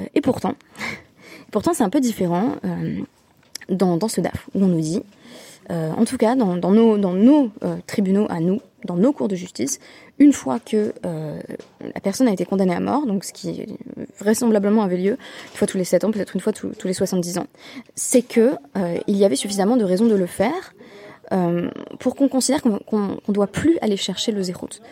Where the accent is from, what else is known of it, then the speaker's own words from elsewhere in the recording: France; on, on est français